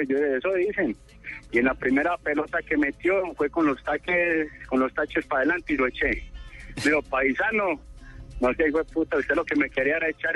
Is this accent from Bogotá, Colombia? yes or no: no; Remedios, Antioquia, Colombia; mi pueblo en Remedios